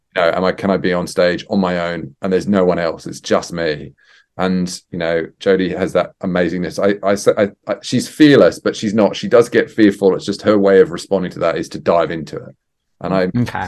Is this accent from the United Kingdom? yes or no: no; Australia; I'm Australian as well